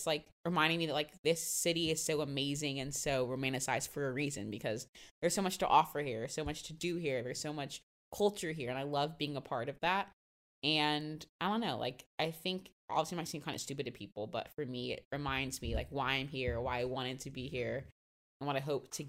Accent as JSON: {"language": "English", "town": "Jacksonville", "region": "Florida", "country": "United States", "moved": "yes", "lives_now": "New York, United States", "said": "I'm from Jacksonville, Florida. I can't go be a tourist in my own city because Jacksonville's fucking boring."}